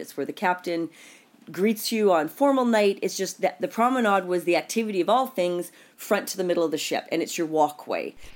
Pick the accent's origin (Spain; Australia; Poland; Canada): Canada; I'm Canadian